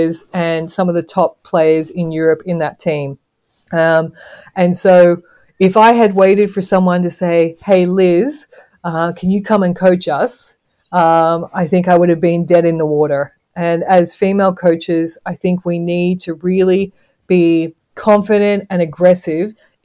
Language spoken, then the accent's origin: English; Australia; moved away as an adult; also born or lived in Zambia; growing up in Australia as a female coach